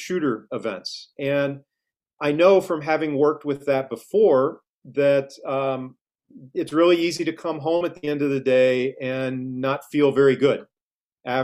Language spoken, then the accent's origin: English; Cape Girardeau, Missouri, United States; moved away as an adult; also born or lived in St. Louis, Missouri; now in Christiansburg, United States; I grew up in the Midwest in a small town in Missouri called Cape Girardeau, right on the Mississippi River, about 2 hours south of St. Louis